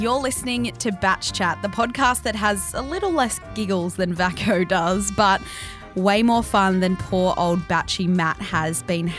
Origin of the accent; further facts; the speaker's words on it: Australia; we are Australians and we have a culture of drinking alcohol out of sweaty shoes.